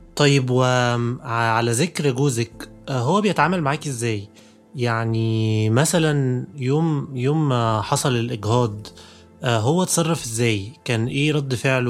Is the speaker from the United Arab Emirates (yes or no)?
no; Egypt; عندنا في مصر